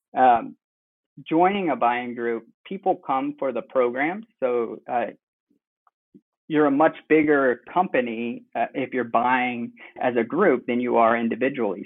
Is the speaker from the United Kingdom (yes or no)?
no; Cleveland, Ohio, United States; moved away as an adult; also born or lived in Indiana / Bloomington, Indiana / Michigan / Denver, Colorado; now in Westfield, United States; I was born in Indiana, and then moved over to Cleveland area when I was around seven.